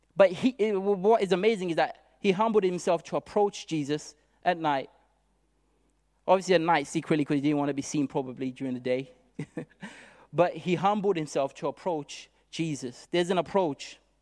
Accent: Zimbabwe; now in United Kingdom; I come from Zimbabwe originally, and I arrived in this country

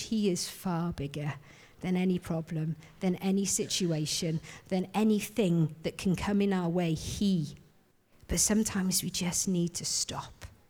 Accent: Wales, United Kingdom; I'm Welsh, I am.

